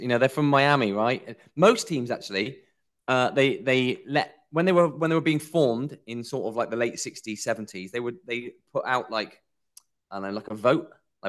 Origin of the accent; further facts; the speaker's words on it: Swindon, South West England, United Kingdom; Yeah, I'm from Swindon, right?